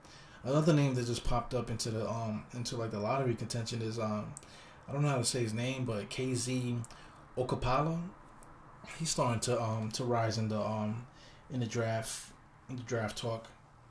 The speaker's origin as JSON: {"language": "English", "town": "New York City", "region": "New York", "country": "United States", "said": "I'm from East New York, Brooklyn."}